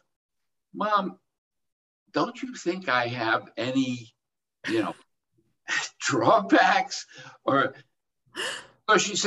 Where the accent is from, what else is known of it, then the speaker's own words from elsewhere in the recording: New York City, New York, United States; I was born and raised in Brooklyn, New York, to a working class Jewish family